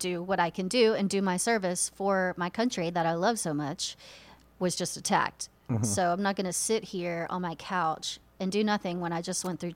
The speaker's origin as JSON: {"language": "English", "town": "Blum", "region": "Texas", "country": "United States", "tie": "born or raised there", "moved": "as an adult", "said": "I grew up in Blum, Texas, population 444"}